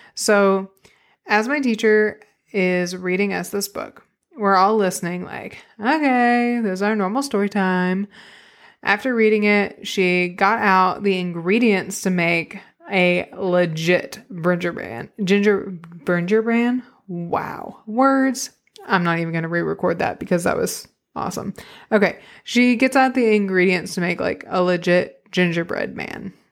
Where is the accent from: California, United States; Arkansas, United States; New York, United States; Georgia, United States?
Arkansas, United States; Arkadelphia; now in Northwest Arkansas, United States; I grew up in Arkadelphia, Arkansas.